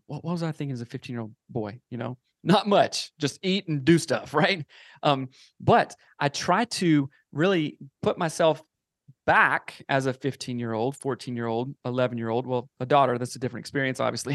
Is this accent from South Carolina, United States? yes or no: yes; South Carolina, United States; moved away as an adult; now in Seattle, United States; I am from South Carolina, uh, born and raised there, grew up there, moved out to Seattle when I was around, um, twenty-four or so